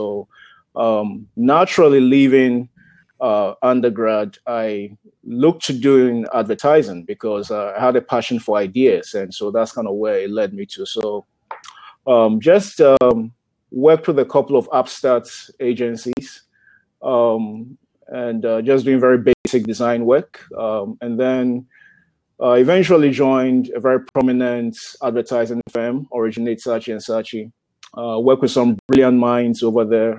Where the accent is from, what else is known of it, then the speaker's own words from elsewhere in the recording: Ghana; moved away as an adult; now in United States; grew up in Ghana. Ghana is a country in the west coast of Africa.